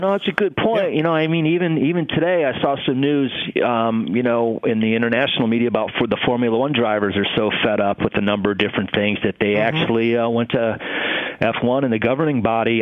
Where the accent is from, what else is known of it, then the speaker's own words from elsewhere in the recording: Ohio, United States; moved away; also born or lived in Los Angeles; young guy growing up in Ohio in my room.